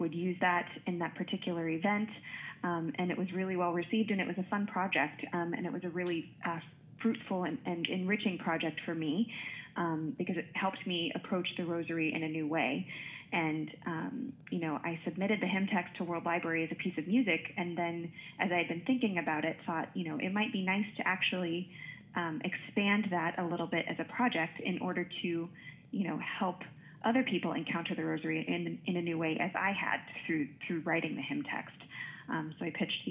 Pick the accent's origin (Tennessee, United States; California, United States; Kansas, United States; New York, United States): Kansas, United States; Wichita; moved away as an adult; now in Notre Dame, United States; I grew up in Wichita, Kansas